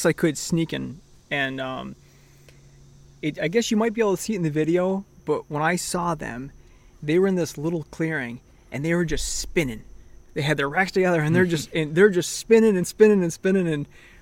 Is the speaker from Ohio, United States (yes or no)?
no; Central New York, United States; moved away as an adult; also born or lived in New Hampshire; now in Massachusetts, United States; I'm originally from Central New York. Now I live in Massachusetts, but spent a good portion of time in New Hampshire too